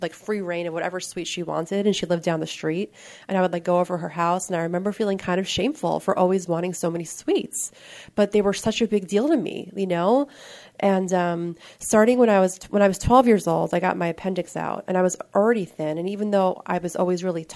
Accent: New York, United States; I'm from New York, and I come from a relatively normal-looking family on the outside

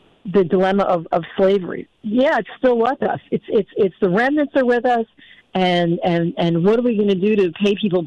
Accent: United States; I'm born in America, so I'm an American and I feel American

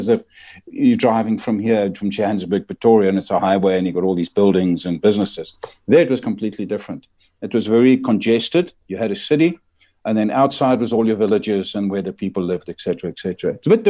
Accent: Rosiers, Belgium; born there; moved away; also born or lived in Belgian Congo; I was born in Belgium in 1953 in a little town called Rosiers in Belgium.

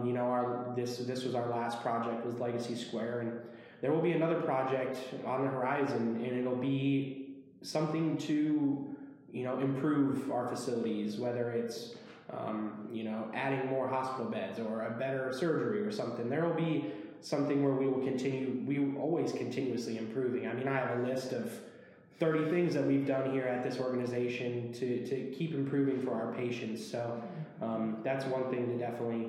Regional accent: Henderson, Nebraska, United States; also born or lived in Aurora, Nebraska; growing up in Henderson

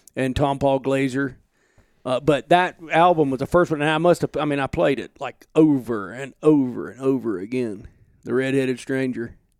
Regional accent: Alabama, United States; moved away as an adult; now in Montana, United States; I grew up in Alabama.

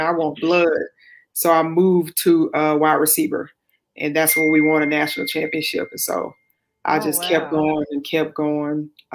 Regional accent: Baton Rouge, Louisiana, United States; also born or lived in New Orleans, Louisiana / Greenville, Mississippi; I was born in New Orleans, raised in Baton Rouge, and also Greenville, Mississippi

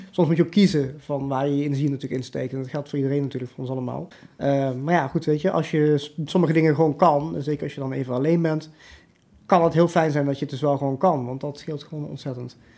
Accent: Limburg, Netherlands; also born or lived in India; heel Nederlands. Limburg, zeg ik wel

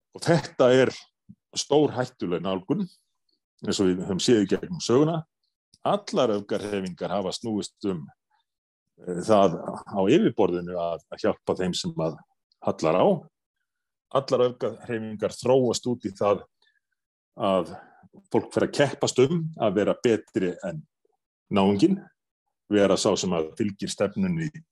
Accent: Iceland; við erum einfalla Íslendingar

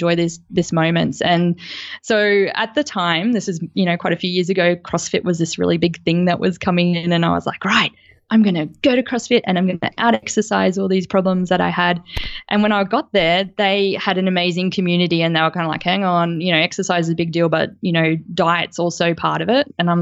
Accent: Gold Coast, Queensland, Australia; I grew up on the Gold Coast

